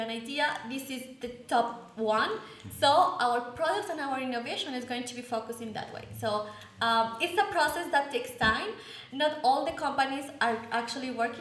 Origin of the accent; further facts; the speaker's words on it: Colombia; I'm from Colombia